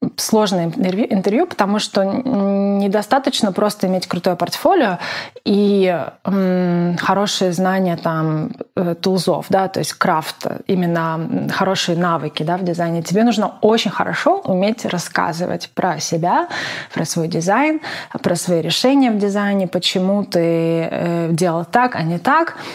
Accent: Zaporizhzhia, Zaporizhzhia Oblast, Ukraine; moved away as an adult; also born or lived in Kyiv, Ukraine; я из Запорожья

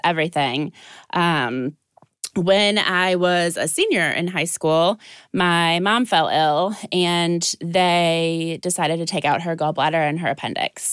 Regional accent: Dubuque, Iowa, United States; now in Ohio, United States; I am originally from Dubuque, Iowa

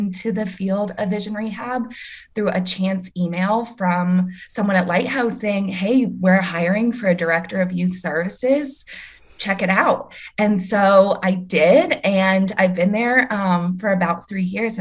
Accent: Southern Indiana, United States; moved away as an adult; also born or lived in South Bend, Indiana; now in New Orleans, United States; I'm originally from Southern Indiana, and I went to college in South Bend, Indiana at St. Mary's College.

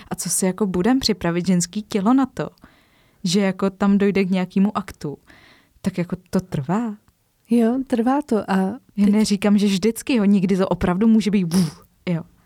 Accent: Czechia; my Češi

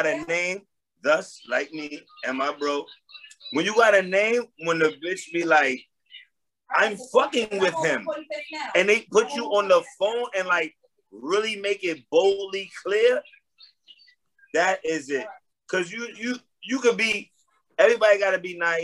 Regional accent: New York City, New York, United States; I'm from Harlem

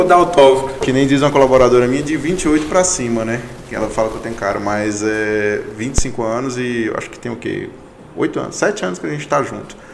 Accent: Goiânia, Goiás, Brazil; also born or lived in Palmeirópolis, Tocantins / Mara Rosa; eu morei a minha vida inteira em Goiânia, então tem cerca de 25, 24 anos que eu moro em Goiânia, então eu me considero um goianiense

